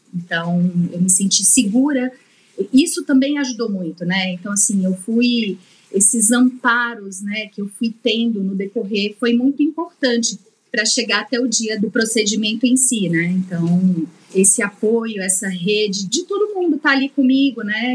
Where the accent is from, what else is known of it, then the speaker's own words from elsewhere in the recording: Minas Gerais, Brazil; Sou mineira